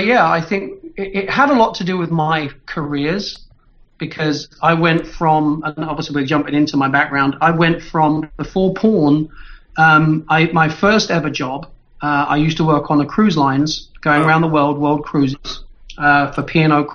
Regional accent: London, United Kingdom; from London, but I was born in Hampstead Heath. I come from the posh end

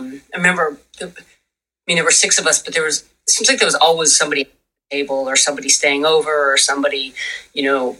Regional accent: Buffalo, New York, United States; I grew up in Buffalo, New York

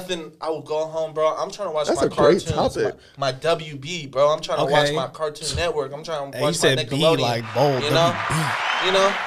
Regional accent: Seattle, Washington, United States; I'm from South Seattle

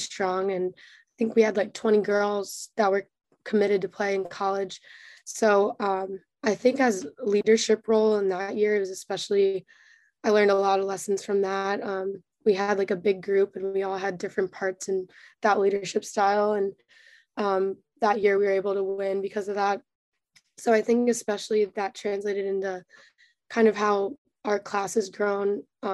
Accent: Maryland, United States; I grew up in like a pretty intense lacrosse scene

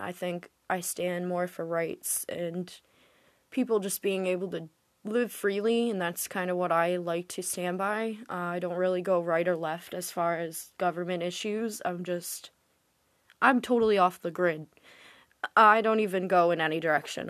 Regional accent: Massachusetts, United States; now in Rhode Island, United States; I was born in Rhode Island. I'm actually more from Massachusetts, but I recently moved back here.

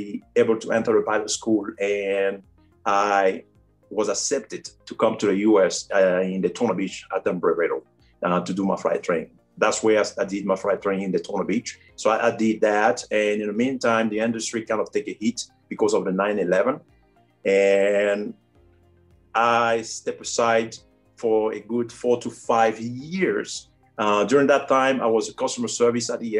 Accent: Cameroon; English is a second language; also born or lived in France / Florida, United States; now in United States; I grew up in a small rural area in Cameroon

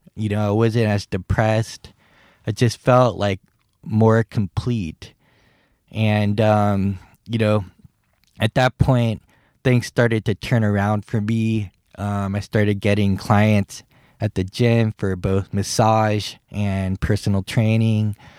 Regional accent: San Francisco, California, United States; also born or lived in Guam; I grew up in San Francisco, California

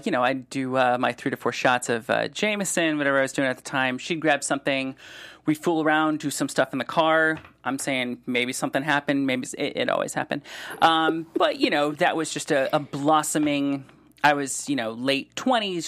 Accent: Solon, Ohio, United States; also born or lived in Cleveland; now in Los Angeles, United States; I grew up in Solon

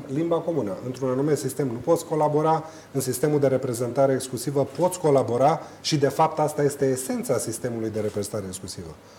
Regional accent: Romania; noi ca români

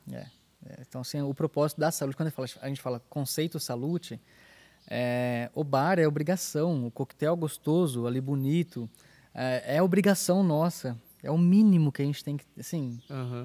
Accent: Brazil; da minha cidade, que eu sou de Paradópolis aqui do lado

